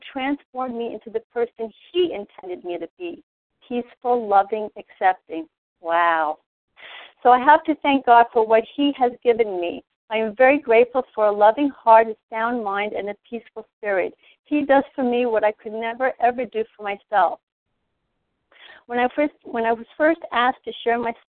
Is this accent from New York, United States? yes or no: yes; New York City, New York, United States; I was born and raised in New York City